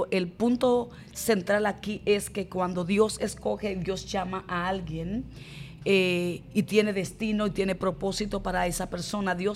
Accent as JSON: {"language": "Spanish", "region": "Barahona", "country": "Dominican Republic", "tie": "born or raised there", "said": "Conozco al Señor a través de una poderosa campaña que fue dada en mi ciudad natal, Barahona."}